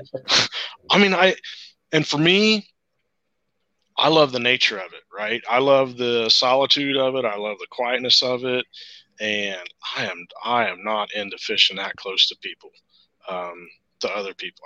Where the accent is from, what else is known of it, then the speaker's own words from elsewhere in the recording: Central Ohio, United States; I'm from Central Ohio, um, and uh, you know I grew up in Ohio. I've lived here all my life